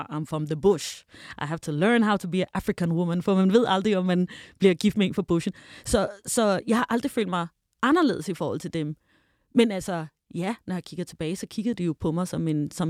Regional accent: Denmark; jeg kommer fra Danmark

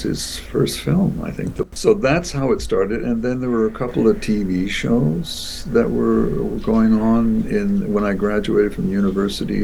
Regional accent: Toronto, Ontario, Canada; now in Vancouver, Canada; Toronto's my hometown

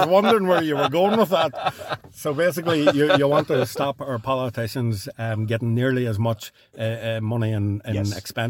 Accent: Northern Ireland, United Kingdom

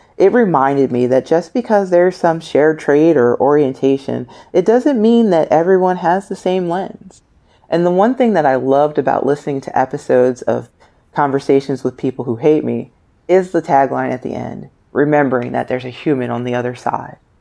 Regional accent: United States; as an American, a black female American

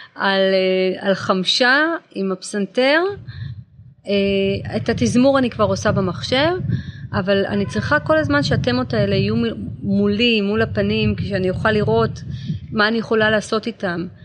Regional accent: Israel; now in Los Angeles, United States; אבל אני הייתי בצבא, אני ישראלית

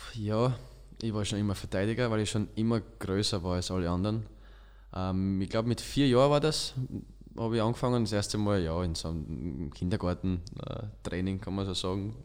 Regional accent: Styria, Austria; accent: Styrian; moved away; also born or lived in Tyrol; ich komme aus der Steiermark

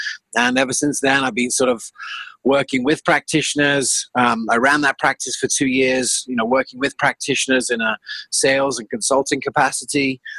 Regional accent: South Africa; also born or lived in England; I grew up half in South Africa and half England.

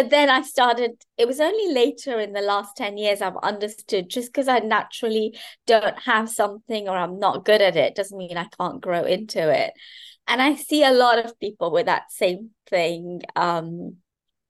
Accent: Kenya; I grew up in Kenya, and I grew up in a joint family.

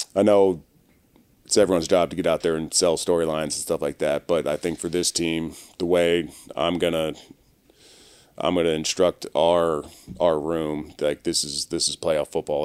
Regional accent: Maryland, United States; now in Los Angeles, United States; I'm originally from Maryland

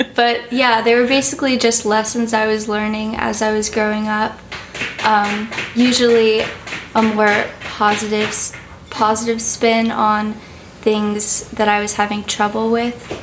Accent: New York City, New York, United States; I'm 17 years old and I'm from New York City.

